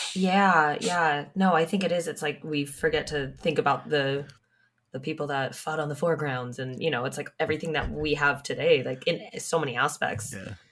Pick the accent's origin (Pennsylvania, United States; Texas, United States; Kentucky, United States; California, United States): California, United States; I grew up in California, and so we were on the ah, West Coast